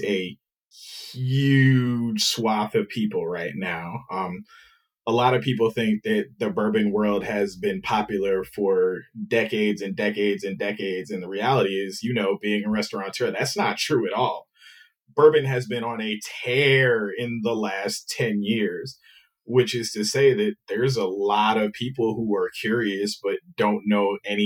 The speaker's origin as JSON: {"language": "English", "town": "New York City", "region": "New York", "country": "United States", "tie": "born or raised there", "said": "I was born and raised in New York"}